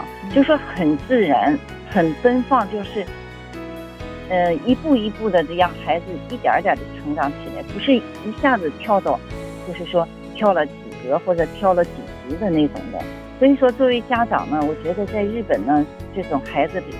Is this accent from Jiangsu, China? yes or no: no; Dalian, Liaoning, China; moved away as an adult; now in Fukuoka, Japan; 好的，呃，